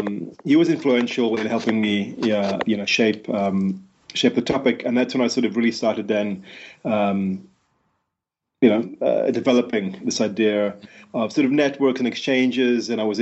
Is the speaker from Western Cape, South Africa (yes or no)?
yes; Cape Town, Western Cape, South Africa; I was someone who was born and raised in Cape Town in South Africa.